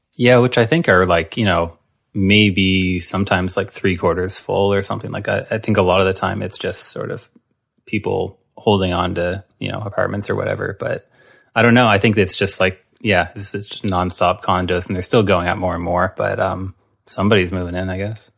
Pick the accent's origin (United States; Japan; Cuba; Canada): Canada; Halifax, Nova Scotia; moved away; also born or lived in Hamilton; growing up in Halifax